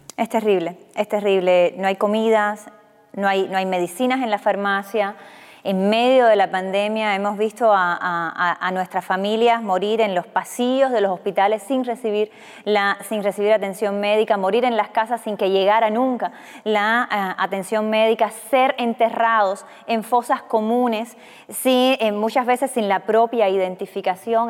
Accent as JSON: {"language": "Spanish", "country": "Cuba"}